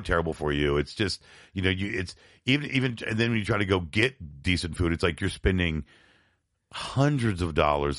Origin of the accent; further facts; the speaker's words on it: Tampa, Florida, United States; also born or lived in Binghamton, New York; I moved from Bingham to New York around eighty-four, eighty-five to Tampa, Florida